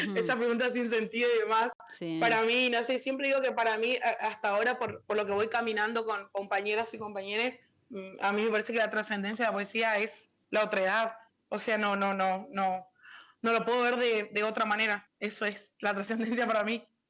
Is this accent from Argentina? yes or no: yes; Buenos Aires, Argentina; moved away as an adult; now in Formosa, Argentina; vivía en Buenos Aires, en, mi, en la primaria y la, y la, secundaria la hice en Buenos Aires. Nací acá en Formosa, pero hice primaria y secundaria allá